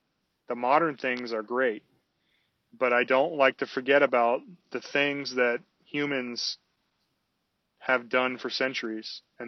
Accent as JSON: {"language": "English", "region": "West Coast", "country": "United States", "moved": "yes", "said": "I saw people out on the ice and it made me very uncomfortable because I was from the West Coast"}